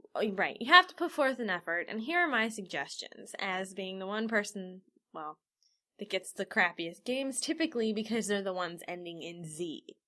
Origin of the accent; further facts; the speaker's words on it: Cincinnati, Ohio, United States; we're from Cincinnati